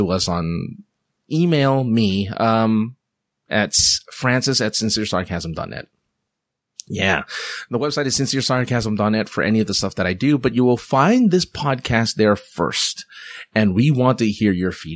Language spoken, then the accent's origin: English; Philippines